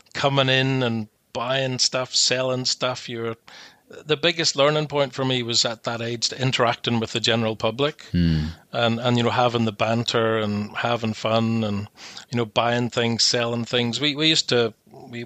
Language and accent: English; Coleraine, Northern Ireland, United Kingdom; moved away as an adult; also born or lived in Belfast / Glasgow / Australia / Hong Kong; now in United States; we lived in Coleraine, up on the north coast. Grew up in a council housing estate called Ballysally until I was about 9 years old